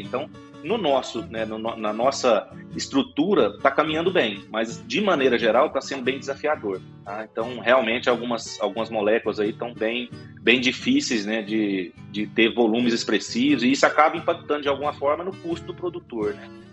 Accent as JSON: {"language": "Portuguese", "town": "Rio Verde", "region": "Goiás", "country": "Brazil", "tie": "born or raised there", "moved": "as an adult", "lives_now": "Goiânia, Brazil", "said": "eu acabei me, acabei me mudando aí para Goiânia, né, mas eu sou natural aqui de Rio Verde"}